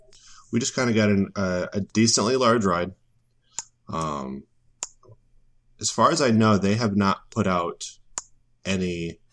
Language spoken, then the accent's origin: English; Muskegon, Michigan, United States; I grew up in Michigan